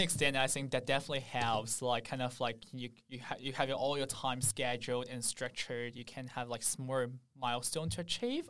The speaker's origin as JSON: {"language": "English", "region": "Shanghai", "country": "China", "moved": "as an adult", "lives_now": "Sydney, Australia", "said": "I'm from Shanghai"}